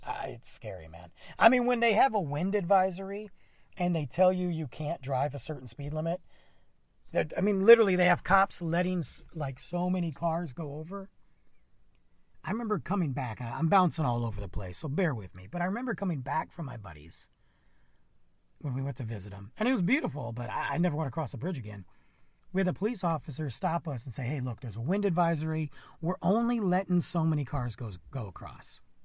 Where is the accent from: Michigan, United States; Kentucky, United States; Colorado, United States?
Michigan, United States; now in Texas, United States; I'm from Michigan